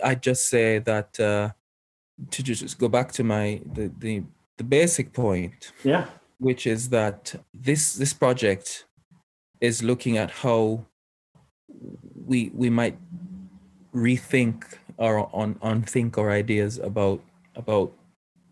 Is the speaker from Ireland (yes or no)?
no; Jamaica; being Jamaican, I have a part as a part of my heritage, old Afroic worldviews actually that are still very much alive there. But then I go to school in a colonial sort of like a Western educational system